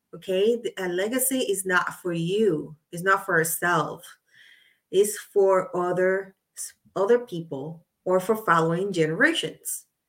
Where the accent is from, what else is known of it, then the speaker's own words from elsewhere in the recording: Puerto Rico; I'm from Puerto Rico. So I saw her on TV as I was growing up